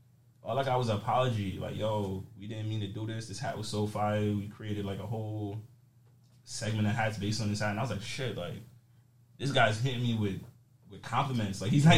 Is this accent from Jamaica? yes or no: yes; Jamaica; So I'm Jamaican, you feel me? My family, like, I'm born in Jamaica.